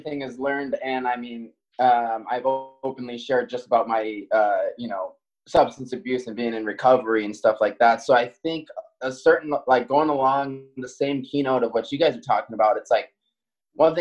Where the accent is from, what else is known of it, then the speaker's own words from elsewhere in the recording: Maui, Hawaii, United States; moved away as an adult; now in Seattle, United States; being born and raised on Maui